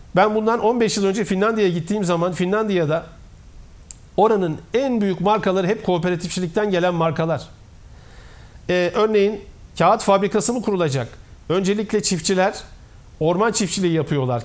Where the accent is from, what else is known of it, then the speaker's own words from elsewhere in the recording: Koyunlu village, Niğde, Turkey; moved away; also born or lived in Bursa; Ben Nide'nin Koyunlu köyünde ilkokula başlayan bir insanım.